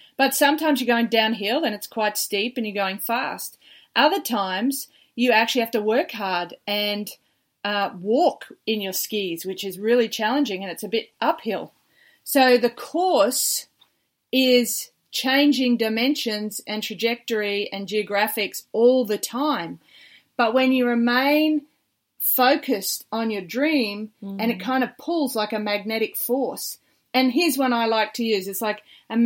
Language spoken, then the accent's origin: English; Australia; as an Aussie beach volleyballer